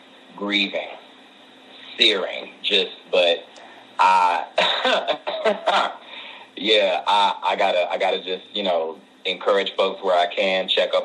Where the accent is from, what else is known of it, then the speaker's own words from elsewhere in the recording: Cleveland, Ohio, United States; now in Los Angeles, United States; I am originally from Cleveland, Ohio